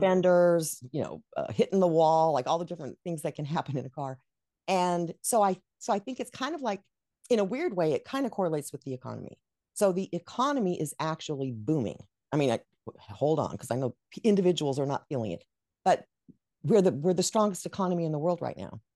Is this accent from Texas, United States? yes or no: yes; Dallas, Texas, United States; moved away; also born or lived in New Mexico / Rochester, New York; I was raised in Dallas, which, I mean, they have, they had winters back then.